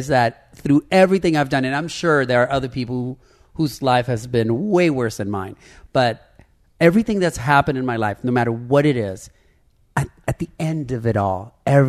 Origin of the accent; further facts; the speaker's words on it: Nicaragua; moved away; I was born in Nicaragua